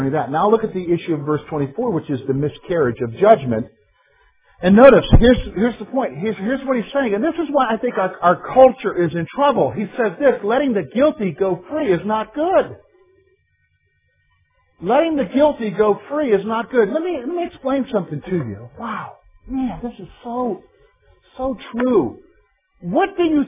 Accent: South Carolina, United States; moved away; I'm not from the North. I'm from South Carolina

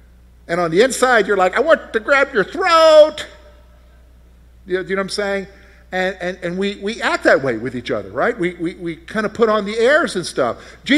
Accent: West Berlin, Berlin, Germany; born there; You know, so I was born in West Berlin, Germany, in an army hospital.

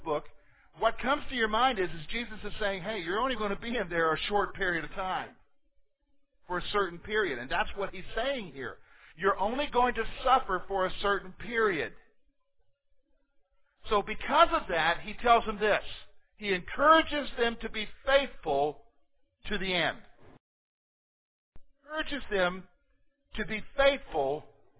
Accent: United States; as American Christians

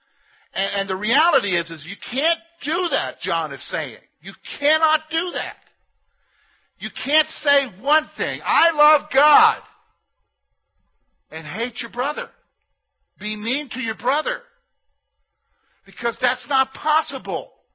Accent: South Carolina, United States; now in Pennsylvania, United States; I'm from South Carolina

